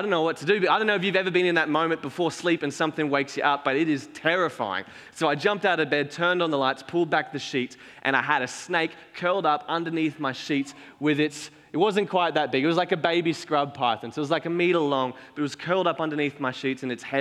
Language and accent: English; Cairns, Queensland, Australia; moved away as an adult; now in Ormeau, Australia; we grew up in Cairns where there's heaps of sugarcane everywhere